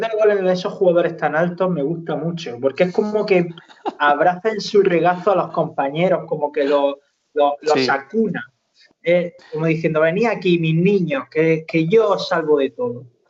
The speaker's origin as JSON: {"language": "Spanish", "town": "Almería", "region": "Andalusia", "country": "Spain", "said": "somos de Almería"}